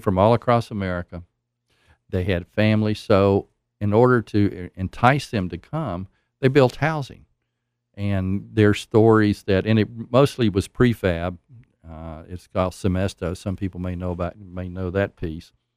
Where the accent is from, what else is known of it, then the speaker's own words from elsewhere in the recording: Nashville, Tennessee, United States; moved away as an adult; now in Oak Ridge, United States; I grew up in Nashville